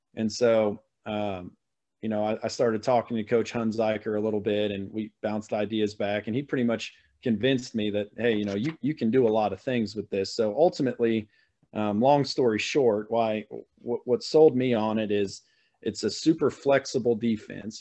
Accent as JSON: {"language": "English", "region": "Missouri", "country": "United States", "tie": "born or raised there", "said": "born and raised in Missouri, so I've spent my my whole life in Missouri, mid Missouri mostly"}